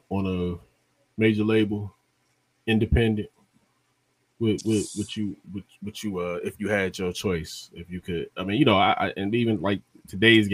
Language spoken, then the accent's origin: English; the Carolina area, the Carolinas, United States; I grew up a lot in the Carolina area